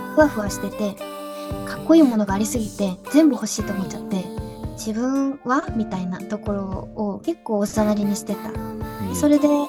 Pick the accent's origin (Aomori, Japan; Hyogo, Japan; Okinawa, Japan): Okinawa, Japan; moved away as an adult; now in Tokyo, Japan; 沖縄にいた時は、本当に自分自分っていう自分軸で動くことができていたなと思うんですけど、はい、それこそ本当に家族のサポートとかがあって、好き放題やらせてもらってたな感覚があったんですけど上京してみるとですね